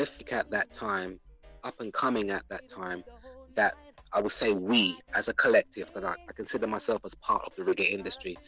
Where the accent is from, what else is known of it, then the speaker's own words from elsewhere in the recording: London, United Kingdom; also born or lived in New Cross, London; I grew up in South London, Peckham